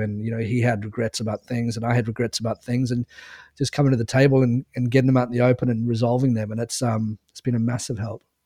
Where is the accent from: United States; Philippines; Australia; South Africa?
South Africa; also born or lived in England; moved to South Africa when I was nine years old